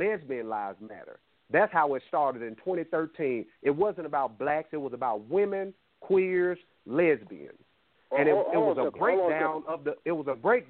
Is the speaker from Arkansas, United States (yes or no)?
yes; Little Rock, Arkansas, United States; I grew up in the worst neighborhood in Little Rock, Arkansas